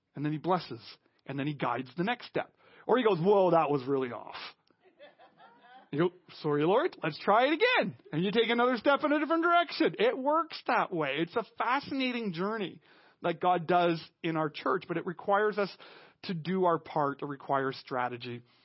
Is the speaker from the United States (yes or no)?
no; Canada; we as Canadian Christians